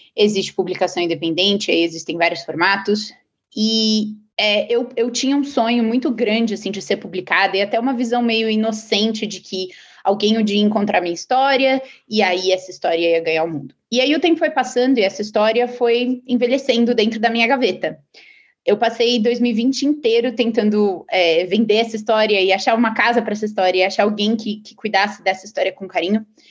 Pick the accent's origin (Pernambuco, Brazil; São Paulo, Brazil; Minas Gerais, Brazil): São Paulo, Brazil; moved away as an adult; now in Silicon Valley, United States; eu sou paulista.